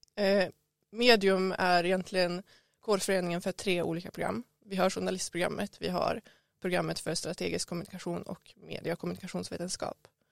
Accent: Skellefteå, Västerbotten County, Sweden; moved away as an adult; now in Umeå, Sweden; jag kommer från Skellefteå, grannstaden Skellefteå och jag flyttade till Umeå för att plugga

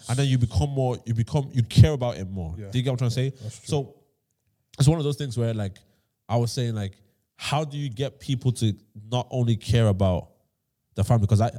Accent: Nigeria; I'm from Nigeria.

